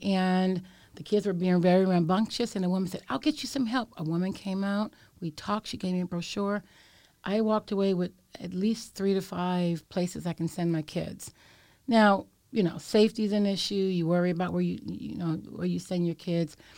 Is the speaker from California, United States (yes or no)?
yes; San Francisco, California, United States; I was born and raised in Bayview Hunters Point, and I am a sixth generation San Franciscan